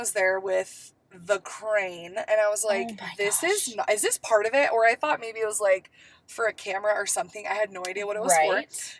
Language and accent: English; California, United States; I'm legit from, like, the opposite coast, though. I'm from California.